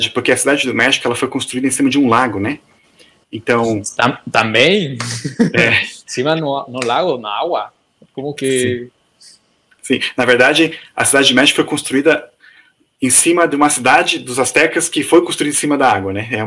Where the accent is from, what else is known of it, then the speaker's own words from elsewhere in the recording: Brazil; Eu também cresci no Brasil, é bem, bem grande.